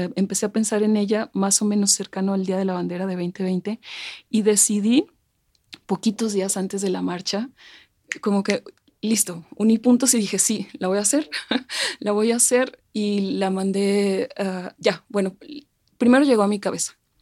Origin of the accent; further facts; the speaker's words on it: Mexico; nos representa como mexicanos, como mexicanas